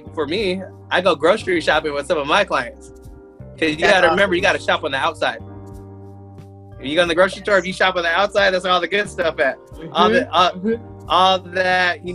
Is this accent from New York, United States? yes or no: no; Tacoma, Washington, United States; moved away as an adult; also born or lived in Spokane, Washington; I'm from Tacoma, Washington. When I moved mm-hmm. here, when I moved here to go to school at Eastern